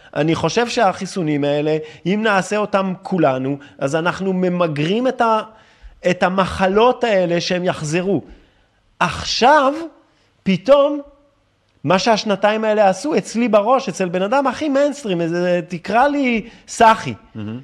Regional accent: France; accent: French; Hebrew is a second language; now in Israel; אני גדלתי בצרפת

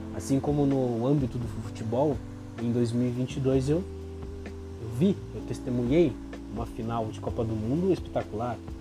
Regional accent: Brazil; como brasileiro

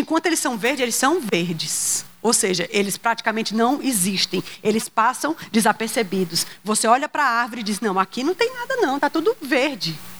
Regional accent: Ceará, Brazil; Eu sou cearense

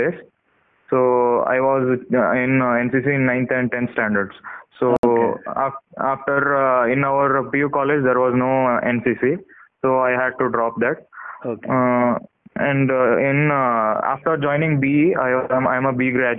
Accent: Kumta, Karnataka, India; my hometown is Kumta, near Uttarakhand, near Gokarna.

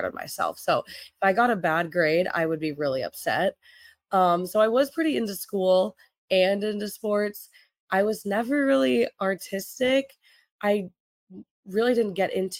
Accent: Kansas City, United States; also born or lived in Florida; I am originally from Kansas City. So that's where I grew up

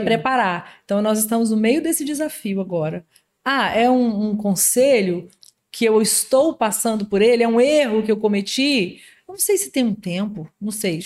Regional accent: Minas Gerais, Brazil; now in Espírito Santo, Brazil; sou mineira

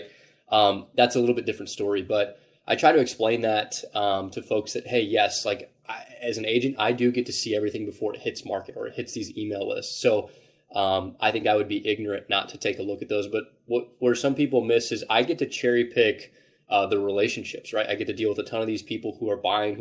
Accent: Indianapolis, Indiana, United States; born and raised in Indianapolis

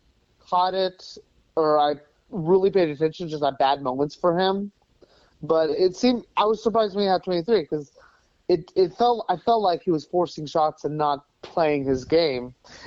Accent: Tulsa, Oklahoma, United States; I grew up in the Tulsa area.

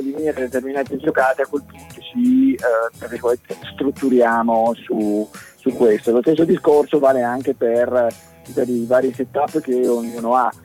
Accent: Trieste, Friuli-Venezia Giulia, Italy; dalle nostre parti a Trieste

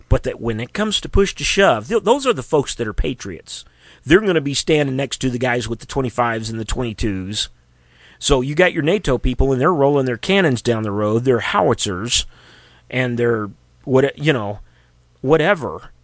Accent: Missouri, United States; Missouri, my home state

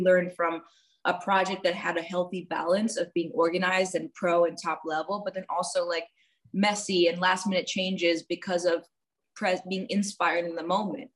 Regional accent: New York City, New York, United States; also born or lived in Washington, D.C.; I grew up in New York City and I had two fairly traditional Indian parents

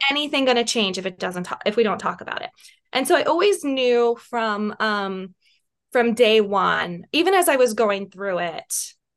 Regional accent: West Virginia, United States; moved away as an adult; also born or lived in Washington, D.C.; I was from West Virginia

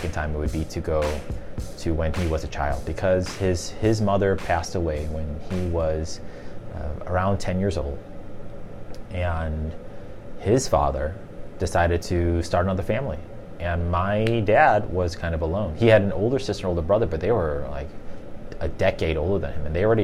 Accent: Chicago, Illinois, United States; I grew up in the city of Chicago

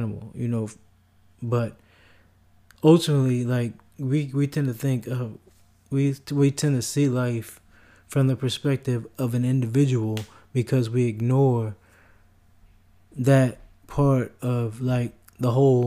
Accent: United States; as an American, in the United States

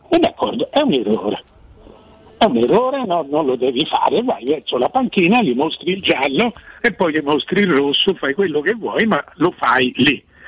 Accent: Florence, Tuscany, Italy; essendo fiorentino

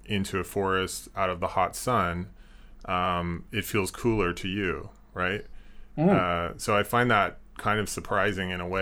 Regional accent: Washington, United States; moved away; I'm from Washington State originally, so I grew up surrounded by pine trees

